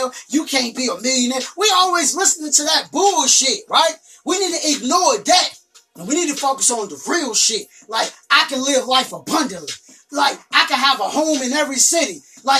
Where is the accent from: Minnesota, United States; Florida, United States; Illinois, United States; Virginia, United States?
Virginia, United States; Richmond; come back to my hometown, Richmond